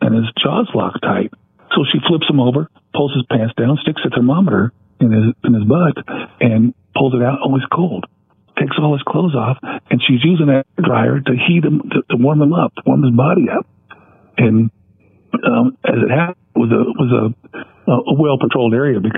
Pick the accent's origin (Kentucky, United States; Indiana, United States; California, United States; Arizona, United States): California, United States; Ontario; the house I grew up in Ontario